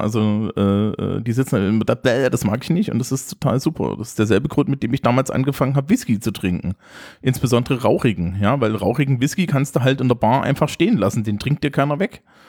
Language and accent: German; East Germany, Germany; ich bin aus dem Osten.